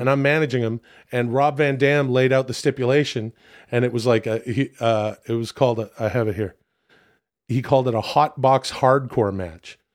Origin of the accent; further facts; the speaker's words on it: Ladner, British Columbia, Canada; moved away; my hometown of Ladner